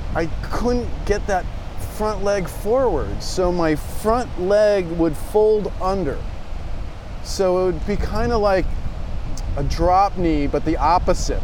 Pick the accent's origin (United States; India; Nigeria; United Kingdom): United States; Del Mar, California; I grew up in Del Mar